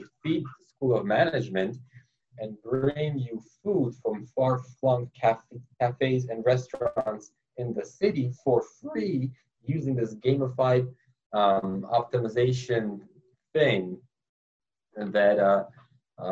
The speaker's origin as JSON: {"language": "English", "town": "Los Angeles", "region": "California", "country": "United States", "tie": "born or raised there", "also_born_or_lived": "New York", "moved": "as an adult", "lives_now": "Boston, United States", "said": "I grew up in Los Angeles, California"}